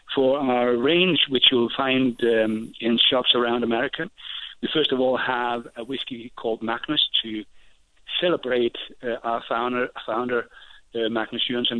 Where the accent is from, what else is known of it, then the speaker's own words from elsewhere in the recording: Denmark; moved away as an adult; now in Scotland; I was born and bred in Denmark